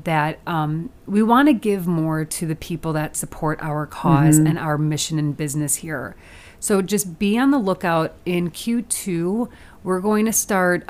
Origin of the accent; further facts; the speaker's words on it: Chicago, Illinois, United States; our city, Chicago